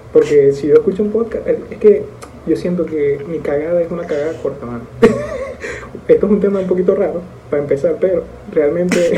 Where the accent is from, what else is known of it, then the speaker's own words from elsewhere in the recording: Maracaibo, Zulia, Venezuela; now in Dominican Republic; venezolanos, los dos, maracuchos de hecho